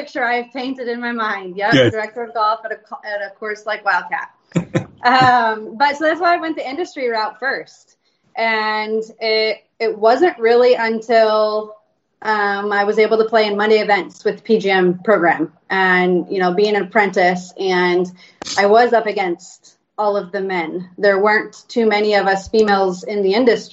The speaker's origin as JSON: {"language": "English", "region": "Illinois", "country": "United States", "moved": "as an adult", "lives_now": "Houston, United States", "said": "I'm originally from Illinois"}